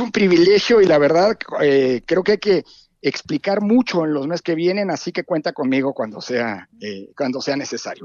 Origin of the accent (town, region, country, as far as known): Mexico